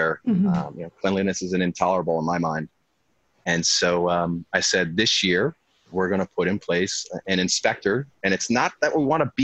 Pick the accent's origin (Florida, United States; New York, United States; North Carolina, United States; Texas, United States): New York, United States; Long Island; now in California, United States; I grew up in the Northeast, Long Island, New York